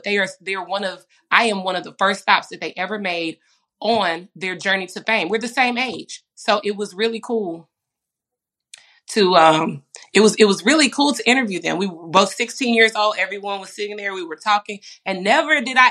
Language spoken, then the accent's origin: English; Dallas, Texas, United States; I grew up in Dallas, Texas